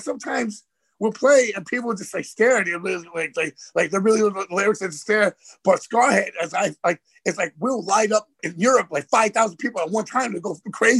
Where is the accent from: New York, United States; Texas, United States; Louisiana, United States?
New York, United States; New York City; growing up in Queens, like, to me, growing up in Queens and getting through life, you could do anything.